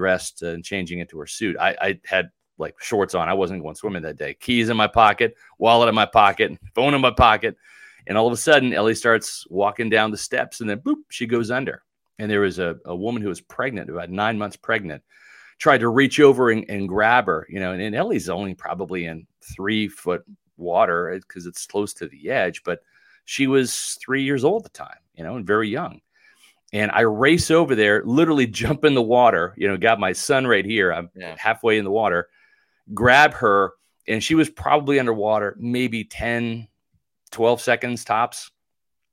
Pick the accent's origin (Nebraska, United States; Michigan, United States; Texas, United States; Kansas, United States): Kansas, United States; now in Florida, United States; I grew up in Kansas, you know, and you had a public pool just with winter and all that.